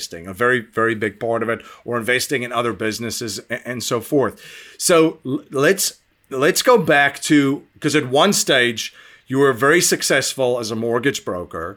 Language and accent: English; South Africa; now in United States; I'm originally from South Africa